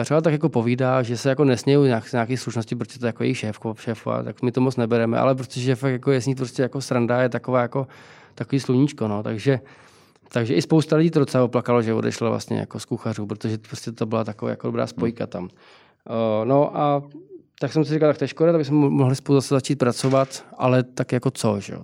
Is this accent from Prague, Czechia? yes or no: yes; Prague, Czechia; Já jsem vyrůstal na, na Palačáku, nebo na Karláku.